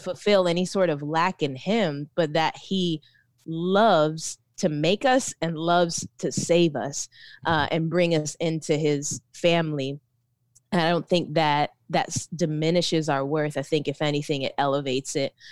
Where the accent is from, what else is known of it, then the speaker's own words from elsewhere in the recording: Orlando, Florida, United States; moved away as an adult; also born or lived in Philippines; now in Tampa, United States; I was raised in Orlando, uh, and born in the Philippines, but most of my life was in Orlando.